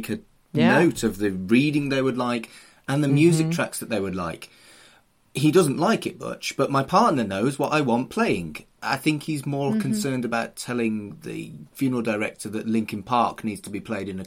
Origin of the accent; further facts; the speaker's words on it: United Kingdom; I am British